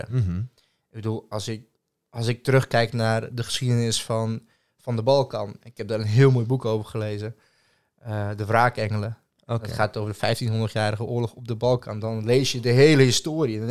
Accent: Serbia; Ik zeg, doe je nu of origineel? Nee, origineel. Ik zeg, uit Servië.

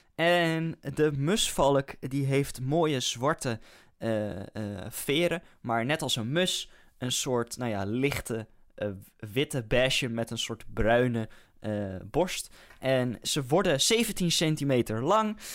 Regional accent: Netherlands; als Nederlander

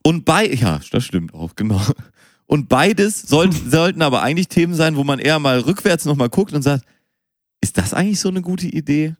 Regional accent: Münster, North Rhine-Westphalia, Germany; Ich bin ja in Münster geboren

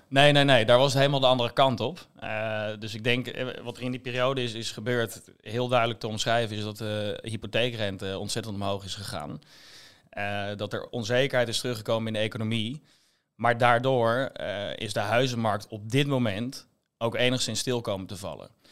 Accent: Rotterdam, South Holland, Netherlands; moved away as an adult; now in Amsterdam, Netherlands; als Rotterdammer zijnde

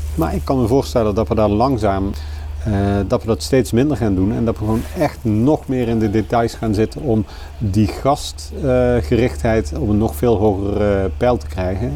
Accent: Kerkrade, Limburg, Netherlands; moved away; ik ben geboren in Kerkrade

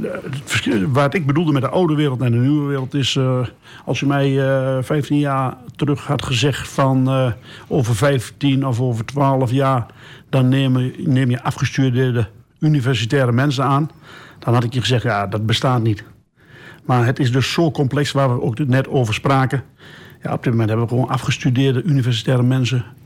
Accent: Geesteren, Overijssel, Netherlands; we zijn geboren in Geesteren

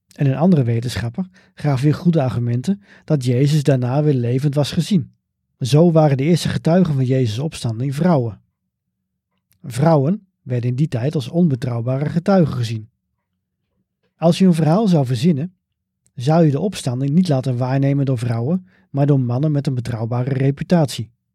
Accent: Bunschoten-Spakenburg, Utrecht, Netherlands; Bunschoten Spakenburg, waar ik ben opgegroeid.

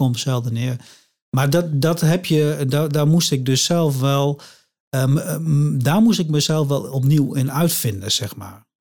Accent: Drenthe, Netherlands; moved away; Ik kom oorspronkelijk uit Drenthe

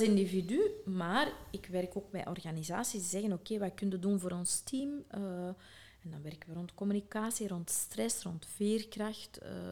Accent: Sint-Niklaas, Flanders, Belgium; ben ik geboren in Sint-Niklaas

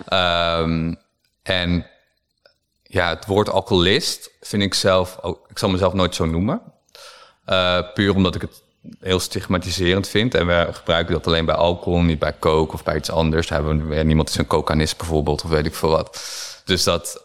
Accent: Harderwijk, Gelderland, Netherlands; moved away; also born or lived in Amsterdam; ik kom uit Harderwijk. Eh, dat is een kleine stad op de Veluwe

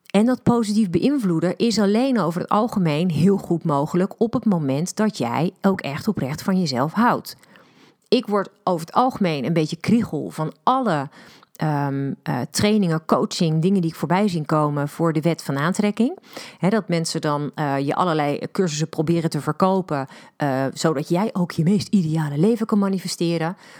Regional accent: Netherlands; wij als Nederlanders

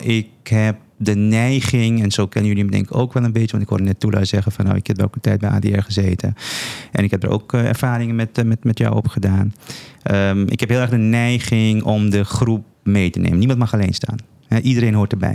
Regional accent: Paramaribo, Paramaribo District, Suriname; now in Netherlands; Ik ben, ik ben geboren in Suriname, in de hoofdstad van, van, van, van Suriname. Eh, ik heb daar met veel plezier mijn, eh, mijn jeugd doorgebracht.

